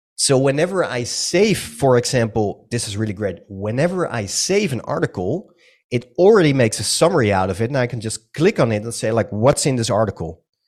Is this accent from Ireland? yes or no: no; Netherlands; English is a second language; I'm from the Netherlands. Some of you might have already heard it on my accent